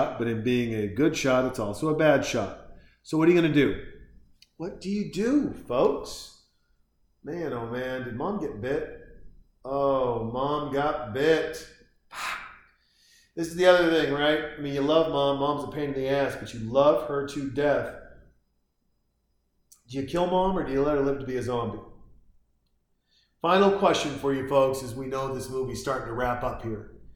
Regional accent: Montana, United States; Growing up in Montana, I used to hunt

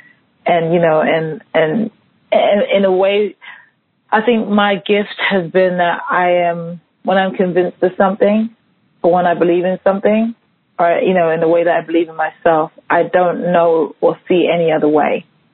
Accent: London, United Kingdom; London and where I grew up in London to kind of like growing up in Harlem.

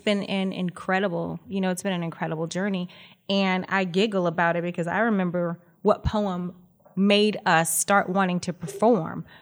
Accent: Los Angeles, California, United States; born and raised in Los Angeles. I'm a California girl, proud, proud graduate of Crenshaw High School

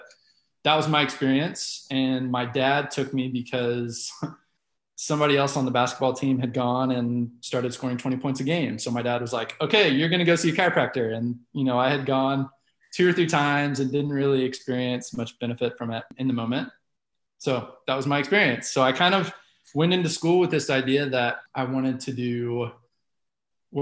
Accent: Dallas, Texas, United States; also born or lived in Oklahoma; I was born and raised here in Dallas, Texas

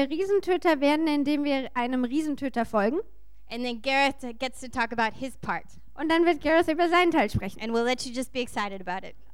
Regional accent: Texas, United States; German is a second language; Ich komme aus der Nation Texas, naja, dem äh, Bundesstaat Texas. Okay, well, that's what Texans like to think. We have our own nation.

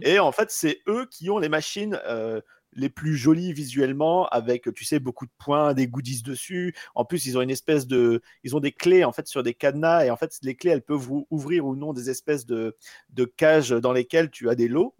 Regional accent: Pas-de-Calais, Hauts-de-France, France; moved away; je viens du Pas-de-Calais à la base

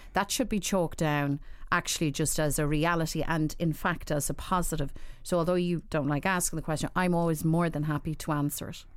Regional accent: Dublin, Leinster, Ireland; I grew up in Dublin at a time when, you know, I suppose I'm looking back, nineteen seventies, nineteen eighties

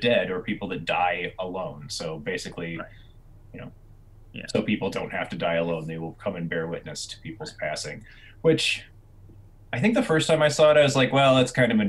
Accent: United States; growing up in the United States

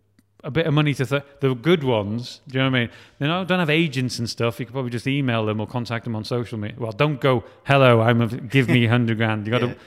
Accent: Wales, United Kingdom; we're talking with, like, Film Wales and I'm Welsh, and they're kind of like, no, you need to talk about you more because you're Welsh.

